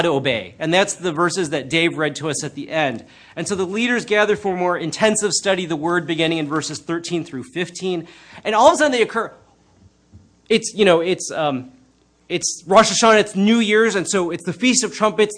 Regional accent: United States; I'm Chinese American

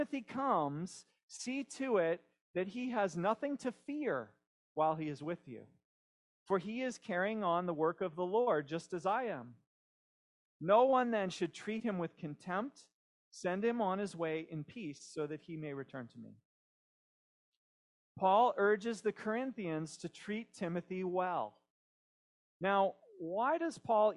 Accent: Pennsylvania, United States; We have a small house near where I grew up in Pennsylvania

